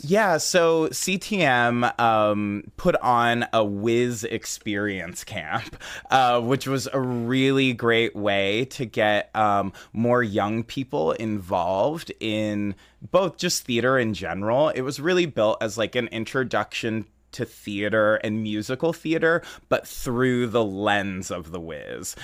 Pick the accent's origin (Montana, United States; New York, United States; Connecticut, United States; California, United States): California, United States; San Jose; now in Chicago, United States; I'm actually originally from San Jose, California